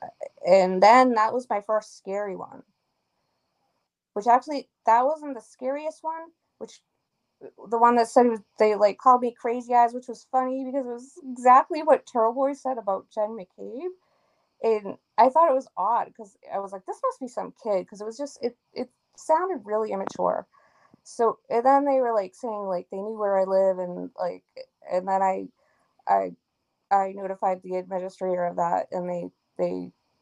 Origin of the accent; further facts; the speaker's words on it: Canton, Massachusetts, United States; I'm Canadian too. By heritage, I was born here